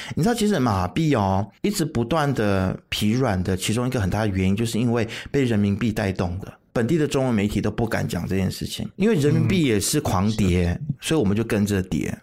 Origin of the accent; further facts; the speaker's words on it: Malaysia; 我们马来西亚人可以在我们自己国内吵翻天